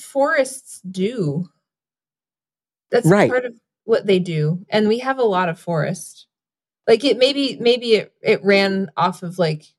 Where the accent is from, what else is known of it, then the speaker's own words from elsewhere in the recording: the South, United States; being a Southerner, I don't like to play that card.